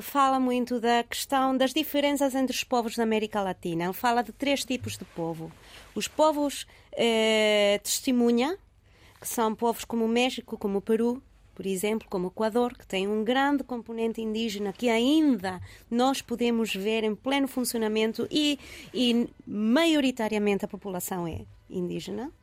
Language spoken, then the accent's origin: Portuguese; Caracas, Capital District, Venezuela; now in Lisbon, Portugal; passei a minha infância entre duas eh, partes de Caracas